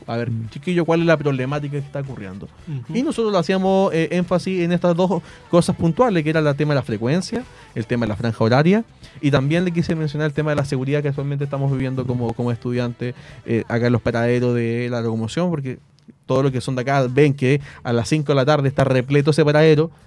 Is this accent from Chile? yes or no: yes; Hualpén, Biobío, Chile; yo soy de Hualpén, eh, vivo en Hualpén